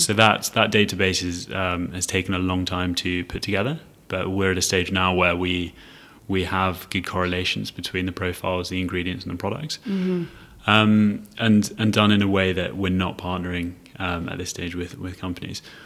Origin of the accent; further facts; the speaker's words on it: London, United Kingdom; moved away as an adult; also born or lived in Edinburgh / Leiden / Cambridge; now in Singapore; I was born in London um, and sort of studied in the UK, got a chance to go up to Edinburgh University to study